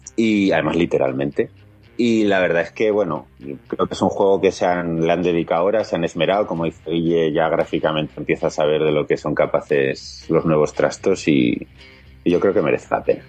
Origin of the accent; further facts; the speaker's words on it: Huesca, Aragon, Spain; yo soy de Huesca